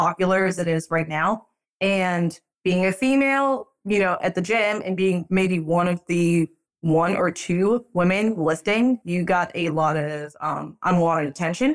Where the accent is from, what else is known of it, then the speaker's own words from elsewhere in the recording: Boston, Massachusetts, United States; also born or lived in Europe; now in Pinehurst, United States; I was born in Europe. Moved to the States when I was 9, grew up in the Boston, Massachusetts area